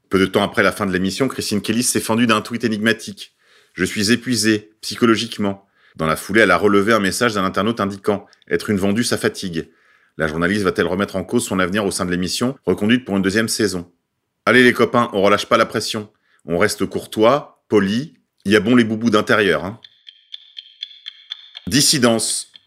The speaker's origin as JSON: {"language": "French", "country": "France", "said": "Je n'ai pas à m'excuser en tant que blanche et en tant que française."}